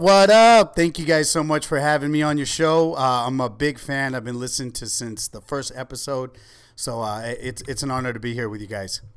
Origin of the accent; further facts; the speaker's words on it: Ventura, California, United States; also born or lived in Oxnard; I grew up in East Ventura.